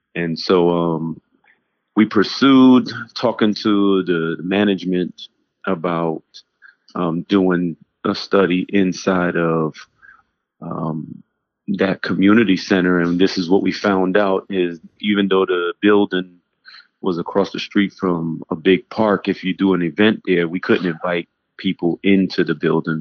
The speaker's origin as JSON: {"language": "English", "town": "New York City", "region": "New York", "country": "United States", "tie": "born or raised there", "moved": "as an adult", "lives_now": "Newark, United States", "said": "I grew up in New York City between Harlem and the Bronx in the 80s"}